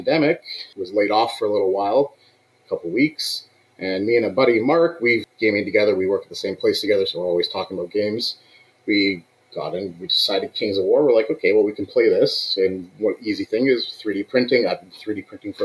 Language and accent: English; Belleville, Ontario, Canada; moved away as an adult; now in Cambridge, Canada; I'm out from Belleville, which is about 3 hours east of Cambridge, where I am right now